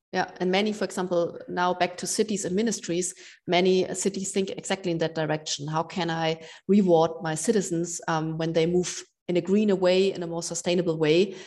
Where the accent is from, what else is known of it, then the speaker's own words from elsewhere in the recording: Berlin, Germany; my hometown, Berlin.